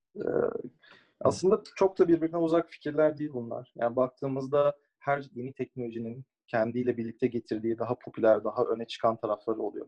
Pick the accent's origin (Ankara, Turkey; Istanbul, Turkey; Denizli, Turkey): Istanbul, Turkey; moved away as an adult; also born or lived in United States; doğma büyüme e, Türkiye'de İstanbul'da büyüdüm